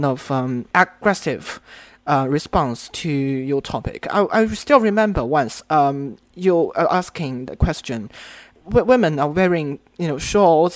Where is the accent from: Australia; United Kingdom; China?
China; I'm from China. I'm listening in China.